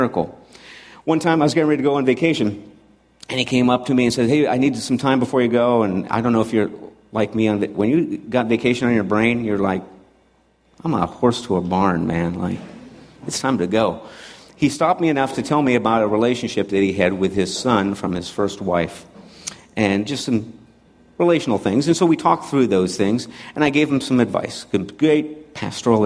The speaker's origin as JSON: {"language": "English", "region": "Montana", "country": "United States", "tie": "born or raised there", "also_born_or_lived": "San Francisco", "moved": "as an adult", "said": "I grew up in Montana, so to go to San Francisco was a jump"}